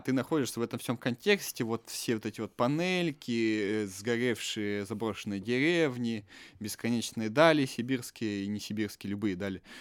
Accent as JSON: {"language": "Russian", "country": "Russia", "tie": "born or raised there", "also_born_or_lived": "Yekaterinburg", "moved": "yes", "said": "Мое детство прошло не в Екатеринбурге, мое mm-hmm. детство прошло в другом городе, в котором эта вся культура отсутствовала практически"}